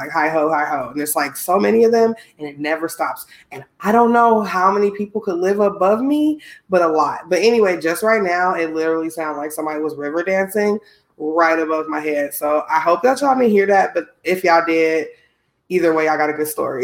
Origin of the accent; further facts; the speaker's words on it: Midwest, United States; I'm from the Midwest